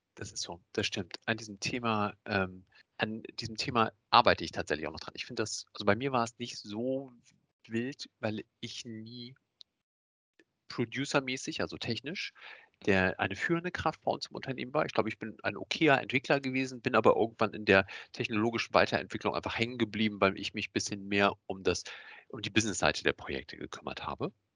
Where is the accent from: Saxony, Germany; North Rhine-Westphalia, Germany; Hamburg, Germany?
Hamburg, Germany; ich komme aus Hamburg, bin 43 Jahre